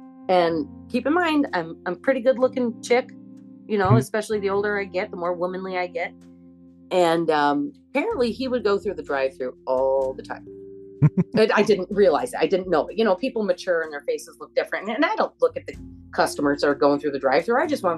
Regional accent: Michigan, United States; also born or lived in Colorado; people from my hometown where I was moved to when I was 6 years old.

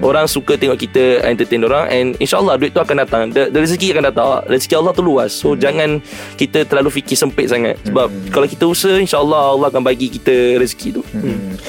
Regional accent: Johor, Malaysia; saya orang Johor Saya belajar kat Johor Dibesarkan de- dekat Johor

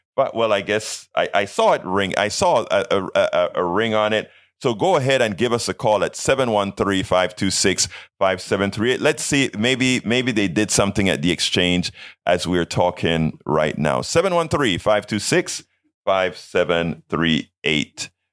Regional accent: Panama; moved away; also born or lived in Brenham, Texas; I'm from Panama

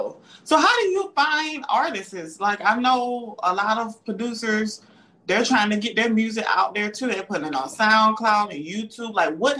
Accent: the South, United States; accent: southern; I'm from the south.

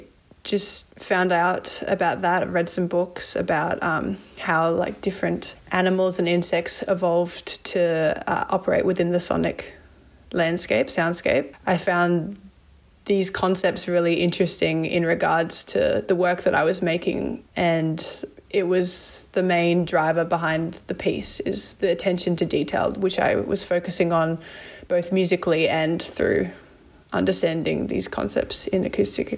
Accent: Blue Mountains, New South Wales, Australia; now in Wollongong, Australia; I'm originally from the Blue Mountains and currently living in Wollongong

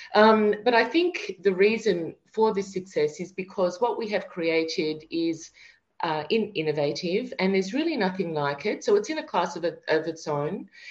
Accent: Melbourne, Victoria, Australia; moved away as an adult; also born or lived in France; now in Paris, France; we're from Melbourne, Australia, and uh, we have, you know, a lovely home near the beach

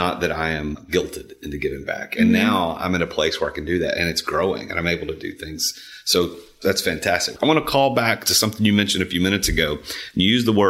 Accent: Nashville, Tennessee, United States; I'm from the Nashville area. I grew up here

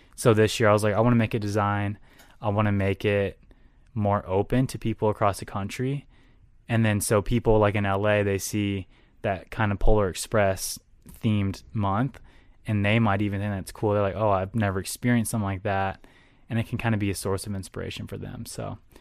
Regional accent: Texas, United States; moved away as an adult; also born or lived in Houston, Texas / San Antonio, Texas; now in Minnesota, United States; I grew up in Texas. I was born in Houston

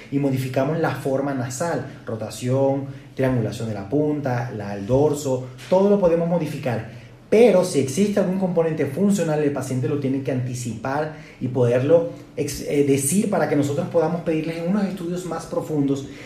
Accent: Venezuela; now in Guadalajara, Mexico; aunque soy venezolano, vivo en la ciudad de Guadalajara o radico acá desde hace cinco años

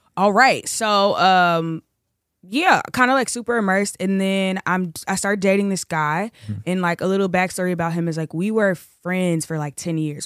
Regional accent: Chicago, Illinois, United States; also born or lived in Los Angeles; I'm originally from Chicago. Uh, I live right now in between LA and Chicago

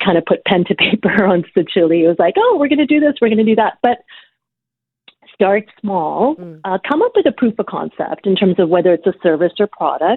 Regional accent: Ottawa, Ontario, Canada; moved away as an adult; also born or lived in Uganda / Regina, Saskatchewan; now in Toronto, Canada; I grew up in Ottawa, and Ottawa was, it was not as multicultural as it is today.

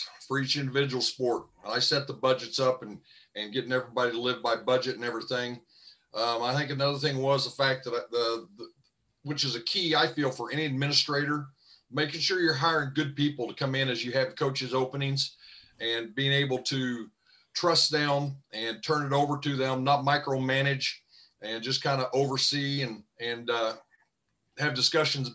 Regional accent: Oklahoma City, Oklahoma, United States; moved away as an adult; also born or lived in Enid, Oklahoma / Southern Missouri; now in Marshall, Missouri, United States; I grew up in Oklahoma City

